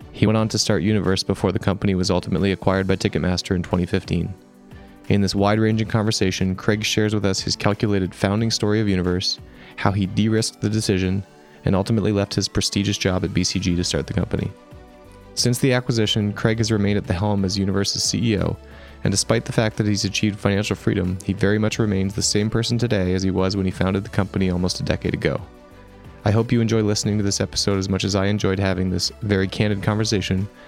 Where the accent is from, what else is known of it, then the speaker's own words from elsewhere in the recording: Ontario, Canada; I grew up in Ontario.